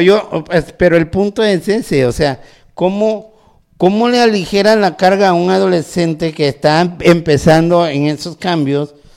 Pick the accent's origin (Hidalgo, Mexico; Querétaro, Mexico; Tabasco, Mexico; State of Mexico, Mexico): Tabasco, Mexico; now in Nuevo León, Mexico; yo soy originario de Tabasco